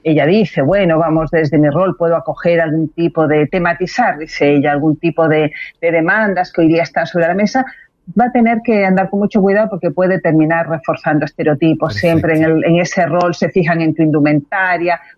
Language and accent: Spanish; Chile; also born or lived in Spain; sepan nuestros auditores que soy española y chilena.